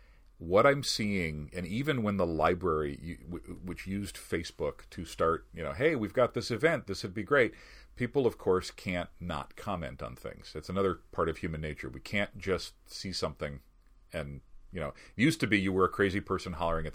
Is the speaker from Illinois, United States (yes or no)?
yes; Chicago, Illinois, United States; also born or lived in Grand Rapids, Michigan; now in West Michigan, United States; I'm not from here originally. I grew up in Chicago